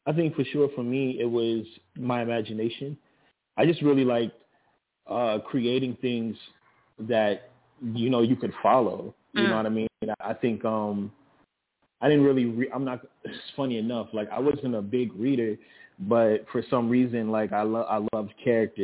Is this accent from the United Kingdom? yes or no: no; Miami, Florida, United States; Born and raised Miami, Florida, 1990